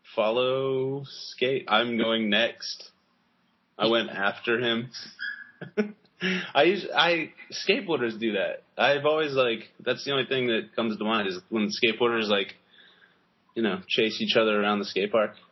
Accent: United States; I'm such an American.

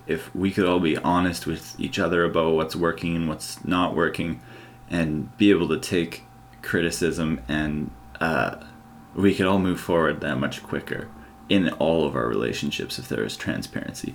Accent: Canada; growing up in Canada

